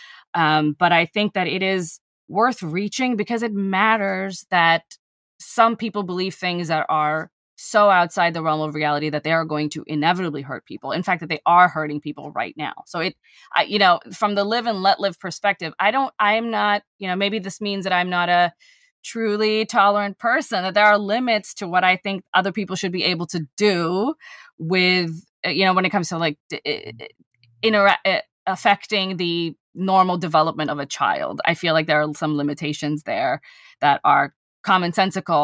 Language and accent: English; United States; I am an American